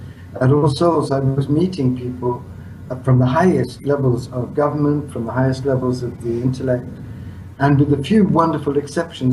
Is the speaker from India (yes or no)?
yes; India; moved away; To be born in India and spend my whole childhood in India